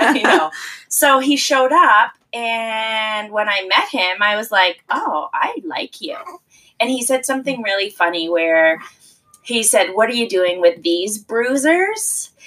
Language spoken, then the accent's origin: English; the Maritimes, Canada; moved away as an adult; also born or lived in United Kingdom; now in Toronto, Canada; I was born and raised in the Maritimes, and uh, I moved to Toronto after university.